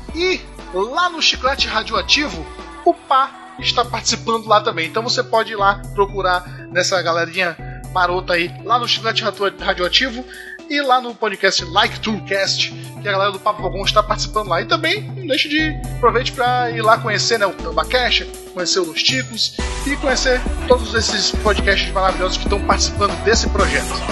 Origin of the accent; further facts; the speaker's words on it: Manaus, Amazonas, Brazil; na minha cidade, que eu sou de Manaus